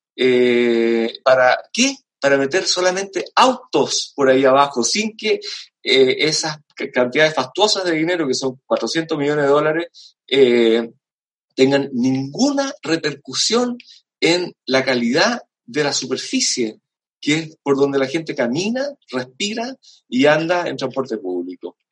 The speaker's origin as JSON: {"language": "Spanish", "country": "Chile", "said": "nosotros como chilenos"}